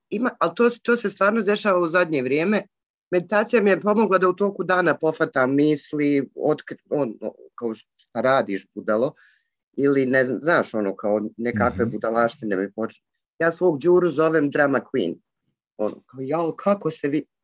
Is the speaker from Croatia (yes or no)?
no; Sarajevo, Federation of Bosnia and Herzegovina, Bosnia & Herzegovina